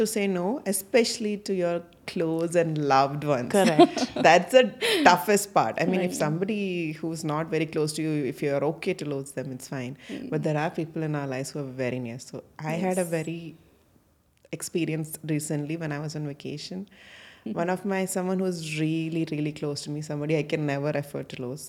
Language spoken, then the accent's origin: English; Bahrain; I grew up in Bahrain for most of my schooling time.